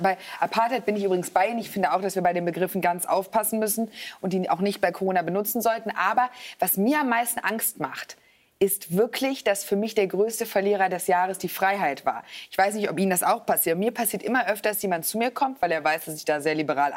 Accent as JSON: {"language": "German", "country": "Germany", "said": "ich bin nicht Österreicherin, sondern Deutsch"}